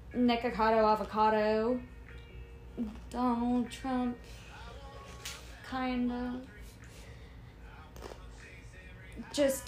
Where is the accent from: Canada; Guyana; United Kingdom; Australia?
Guyana; I am from Guyana, which is in South America